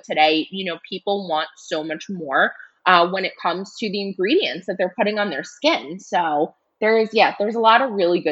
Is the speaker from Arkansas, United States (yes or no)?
no; New York City, New York, United States; also born or lived in Los Angeles, California; I grew up here in New York in the Bronx